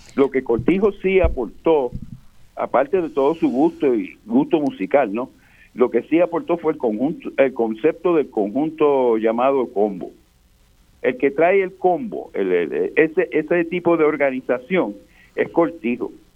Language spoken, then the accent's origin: Spanish; Fajardo, Puerto Rico; Yo soy de Fajardo y yo tuve la suerte de conocer a, la plena en su, en su, nacimiento de barrio